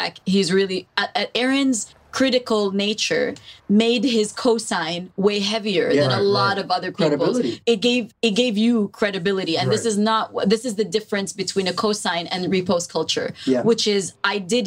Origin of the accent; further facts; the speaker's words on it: Toronto, Ontario, Canada; when I was growing up in Toronto